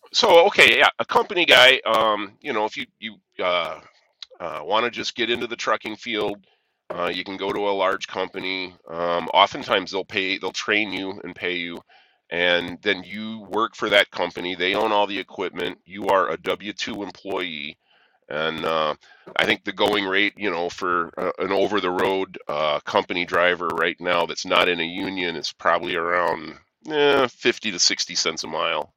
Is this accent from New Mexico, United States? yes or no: no; near Rockford, rural northern Illinois, United States; I'm from rural northern Illinois